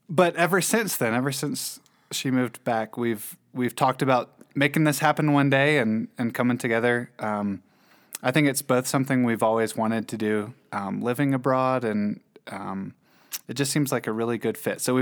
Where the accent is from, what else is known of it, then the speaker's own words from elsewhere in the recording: Winston-Salem, North Carolina, United States; moved away as an adult; also born or lived in Tallahassee; now in Ecuador; So I am from Winston-Salem, North